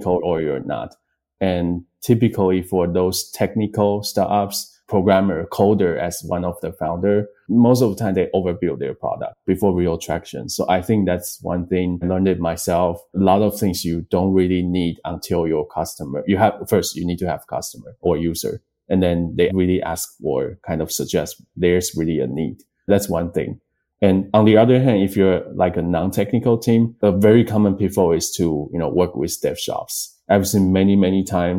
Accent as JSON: {"language": "English", "country": "Taiwan", "moved": "yes", "said": "both my co-founder, Jack, and I came from Taiwan."}